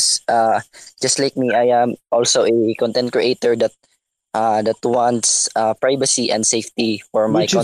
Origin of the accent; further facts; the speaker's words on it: Philippines; from Philippines.